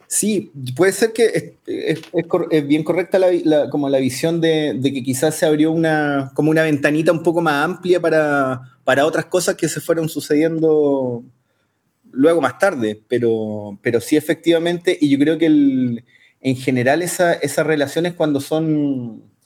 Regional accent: Concepción, Biobío, Chile; moved away as an adult; also born or lived in Santiago, Chile / Mexico; Nos fuimos de Conce, dejamos nuestra familia cuando, cuando emigramos a Santiago

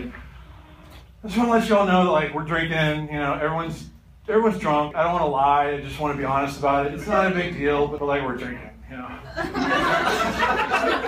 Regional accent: Kentucky, United States; I'm from Kentucky

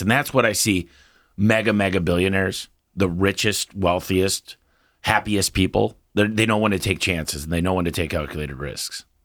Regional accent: Michigan, United States; I'm from Michigan. And as a kid, you shovel snow, mow lawns to make money.

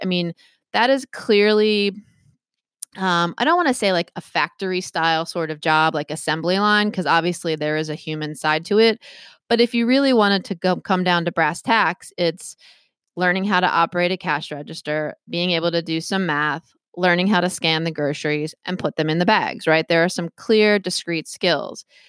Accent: Maryland, United States; now in Massachusetts, United States; I grew up in Maryland

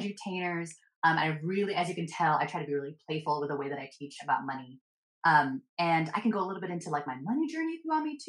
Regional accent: San Francisco Bay Area, California, United States; daughter of an immigrant. Both of my parents were born in the Philippines, came here as immigrants. I was born and raised here in the San Francisco Bay Area.

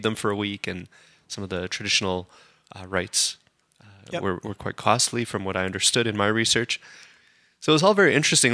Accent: Calgary, Alberta, Canada; Born and raised in Calgary

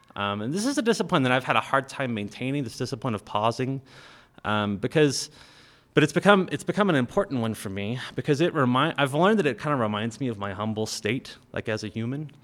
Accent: United States; we Western Christians, we live lives of incredible privilege and power just by virtue of being American

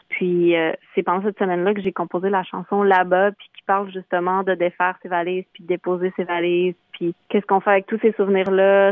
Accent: Chicoutimi, Quebec, Canada; je suis native du Saguenay, de Chicoutimi

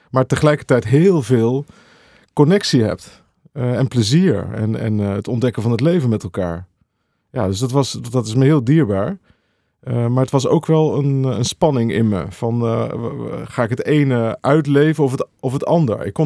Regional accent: Veenendaal, Utrecht, Netherlands; Ik kwam uit Veenendaal.

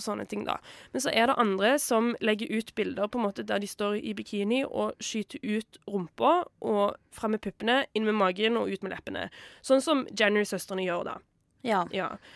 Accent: Stavanger, Rogaland, Norway; min hjemby i Stavanger

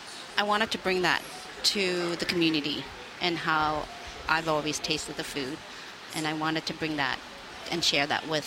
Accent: Richmond, British Columbia, Canada; also born or lived in Vietnam; I grew up in Richmond, lived there for 40 years of my life

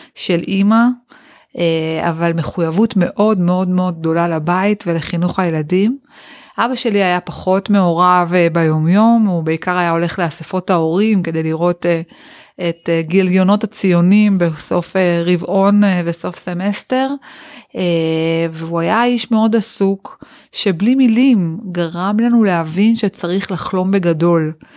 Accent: Yeruham, Southern District, Israel; ששנות התיכון שלי כאן בירוחם

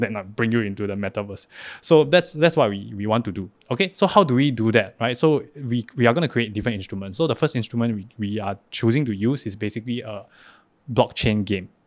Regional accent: Singapore; moved away as an adult; now in Taiwan; I'm an actor from Singapore.

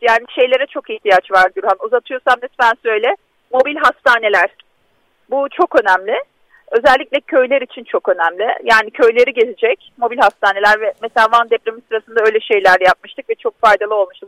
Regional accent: Diyarbakır, Diyarbakır Province, Turkey; bir Diyarbakırlı olarak

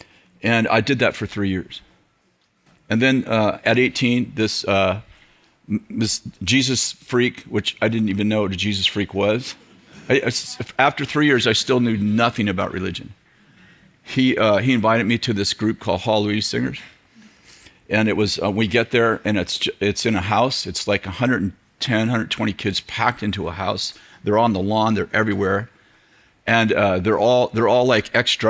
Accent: Weaverville, California, United States; I'm from Weaverville

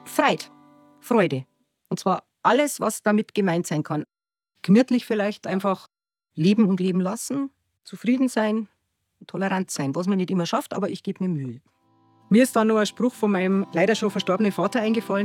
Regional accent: Unterwössen, Bavaria, Germany; now in Grassau, Germany; Ich bin hier in Unterbössen aufgewachsen und wohne seit ungefähr neunundzwanzig Jahren in Grassau

